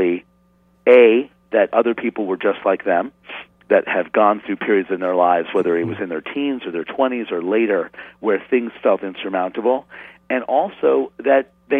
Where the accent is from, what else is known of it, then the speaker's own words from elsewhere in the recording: New York City, New York, United States; I grew up in New York City in the 70s, and then north of the city in the suburbs